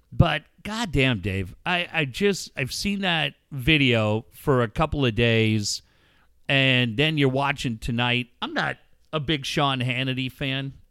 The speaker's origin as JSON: {"language": "English", "town": "Cardiff", "region": "Wales", "country": "United Kingdom", "tie": "born or raised there", "also_born_or_lived": "Minneapolis, United States", "said": "I mean, as much as Cardiff's my"}